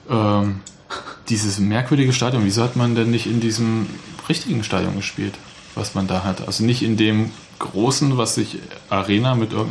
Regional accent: Leipzig, Saxony, Germany; born there; Sage ich als gebürtiger Leipziger.

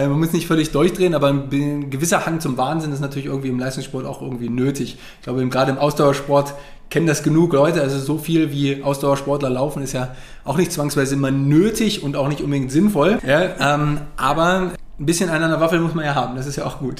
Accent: Wolfsburg, Lower Saxony, Germany; ich komme ja eigentlich aus Wolfsburg

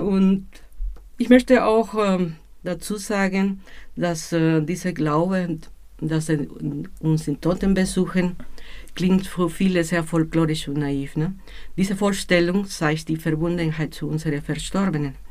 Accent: Mexico City, Mexico; Ich bin aus Mexiko-Stadt

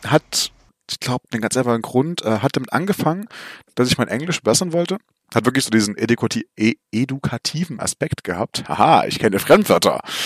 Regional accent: Germany; bei uns in Deutschland

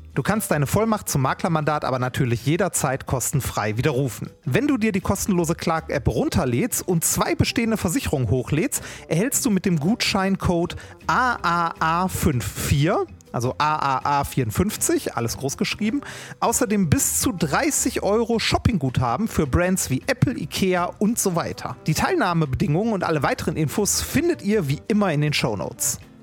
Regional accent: Essen, North Rhine-Westphalia, Germany; ich bin halt Essener, und ich werde das auch für mein Leben lang bleiben und liebe diese Stadt

